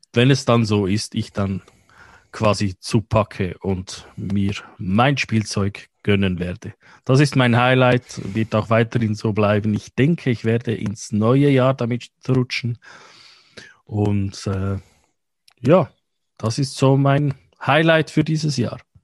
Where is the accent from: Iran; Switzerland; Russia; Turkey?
Switzerland; wie wir in der Schweiz sagen